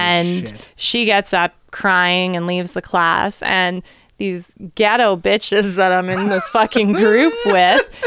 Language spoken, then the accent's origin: English; Port Coquitlam, British Columbia, Canada; I'm from Southside Poco